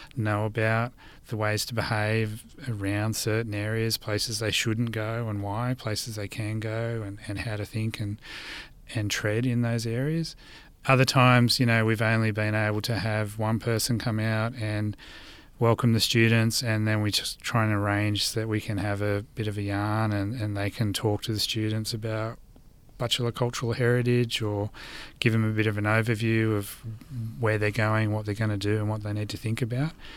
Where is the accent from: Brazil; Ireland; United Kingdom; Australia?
Australia; Blue Mountains, New South Wales; moved away as an adult; now in southeast Queensland, Australia; I grew up in Gundungurra and Doorag country in what's also known today as the Blue Mountains.